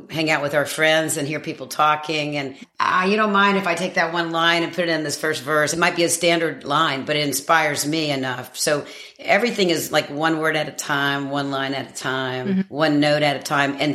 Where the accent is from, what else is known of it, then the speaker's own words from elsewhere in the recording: Madison, North Carolina, United States; moved away as an adult; also born or lived in Radford, Virginia / New York; now in Surf City, United States; we moved to Madison, North Carolina, tiny town outside of Greensboro, and I was raised there